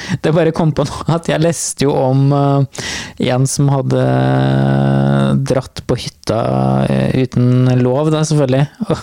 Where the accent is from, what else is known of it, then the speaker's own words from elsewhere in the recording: Andebu, Vestfold, Norway; moved away; i Andebuen i Vestfold, der jeg kommer fra